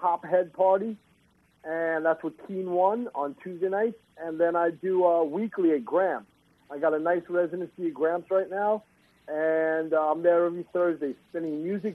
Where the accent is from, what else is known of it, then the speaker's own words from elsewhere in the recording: Ronkonkoma, New York, United States; So I'm from the last stop. I'm from Ronkonkoma